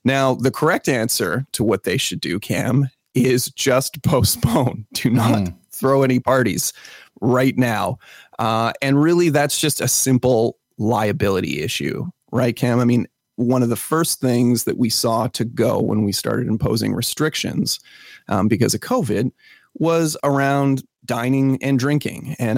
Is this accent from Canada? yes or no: yes; Canada; but yes, as a Canadian, that's a very, very odd.